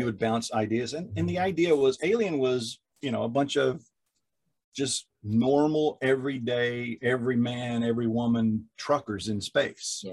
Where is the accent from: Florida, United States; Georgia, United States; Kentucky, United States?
Kentucky, United States; I'm from Kentucky